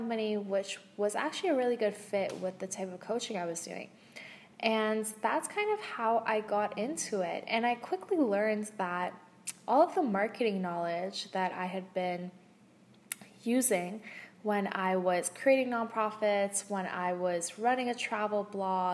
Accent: Canada; also born or lived in West Coast, Canada / East Coast, Canada; now in Ottawa, Canada; I'm from Canada. So I lived on the West Coast, I've lived on the East Coast, I'm currently in Ottawa

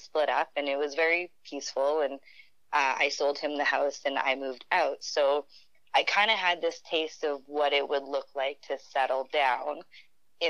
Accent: Sudbury, Ontario, Canada; first language French; English is a second language; moved away as an adult; also born or lived in Wuhan, China / Azilda, Ontario; now in Calgary, Canada; I grew up in Sudbury, Ontario, so a little more north, but a little French kind of community, and so French is my first language

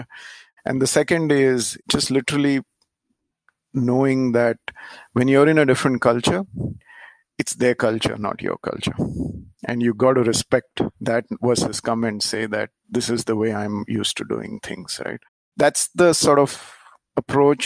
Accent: India; moved away as an adult; also born or lived in Japan / Singapore; the first time when I moved from India to Japan after being brought up in India

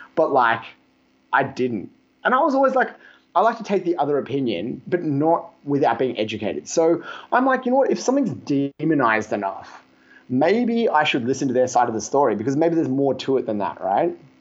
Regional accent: Australia; I'm from Australia

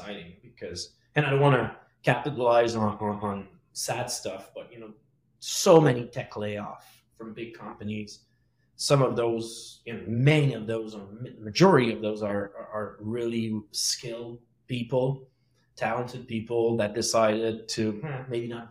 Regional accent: Quebec, Canada; accent: French Quebecois; English is a second language; now in Montreal, Canada; my French Quebecois accent

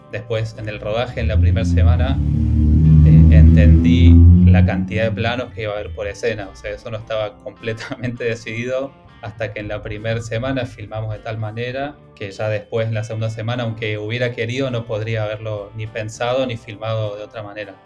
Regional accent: Villa Dolores, Córdoba, Argentina; moved away as an adult; also born or lived in Buenos Aires; Yo soy de Tras la Sierra, de, de Villa Dolores, que es eh, una ciudad en, el oeste de Córdoba.

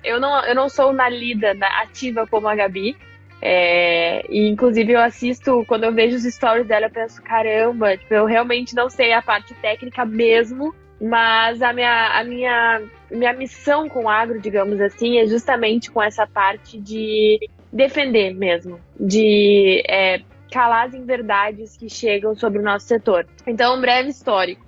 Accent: Cruz Alta, Rio Grande do Sul, Brazil; moved away as an adult; also born or lived in Porto Alegre; now in São Paulo, Brazil; eu sou de Cruz Alta, região noroeste do Rio hum. Grande do Sul também

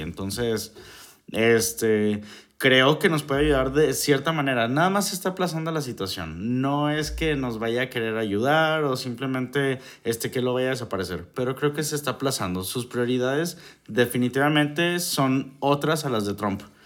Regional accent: Mexico; nosotros como mexicanos

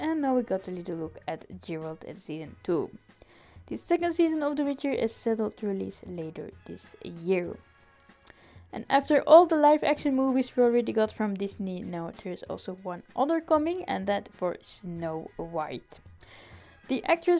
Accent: Belgium; I'm from Belgium

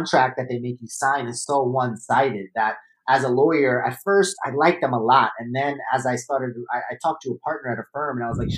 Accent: New York City, New York, United States; I was born and raised in Brooklyn

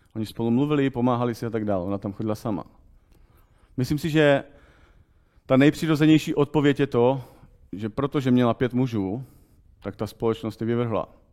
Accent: Czechia; my jako Češi

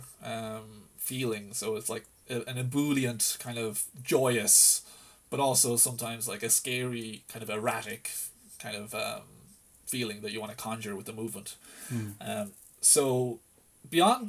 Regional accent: Lisdoonvarna, County Clare, Ireland; I grew up around Lisdoon Varna, so I used to always spend like summers on the islands, on the Aran Islands

